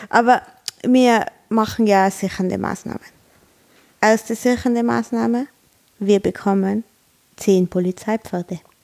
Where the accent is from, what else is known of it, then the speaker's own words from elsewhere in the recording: Tyrol, Austria; uns als Tiroler